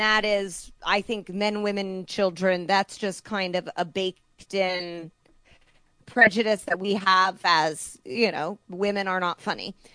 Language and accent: English; Indiana, United States; moved away; I'm from Indiana